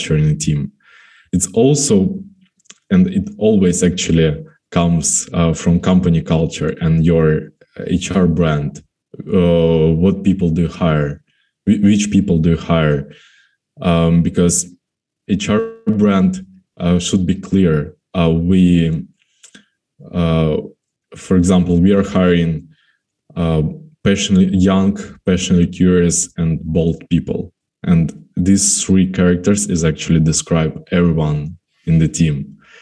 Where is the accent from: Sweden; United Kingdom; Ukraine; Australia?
Ukraine; Kremenchuk, Poltava Oblast; now in Kyiv, Ukraine; I'm in my hometown, in Kremenchuk